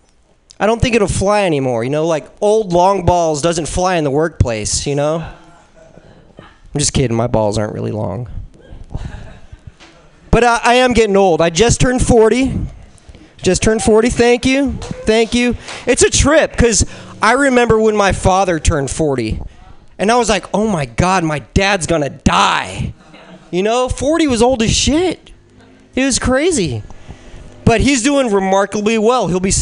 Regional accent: Philippines; Yeah, I'm Filipino.

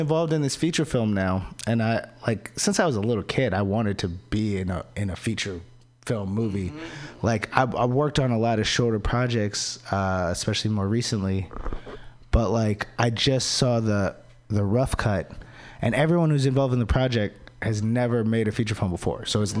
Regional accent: Maryland, United States; You know, when I went back home, because I'm from Maryland, from the DC area, dude, I could feel it.

